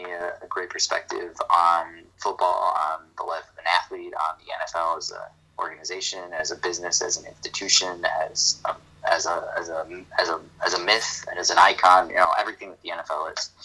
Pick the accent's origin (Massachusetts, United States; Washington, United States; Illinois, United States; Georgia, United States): Illinois, United States; Chicago; as a Chicagoan